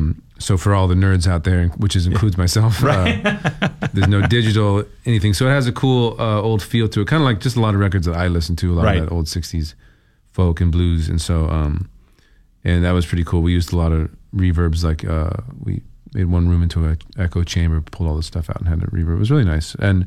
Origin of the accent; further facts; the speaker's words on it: California, United States; moved away as an adult; now in Portland, United States; I'm from California originally.